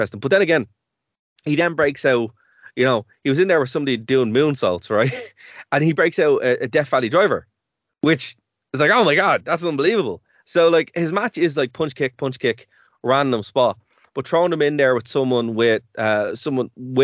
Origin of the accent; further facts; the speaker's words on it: Ireland; we're Irish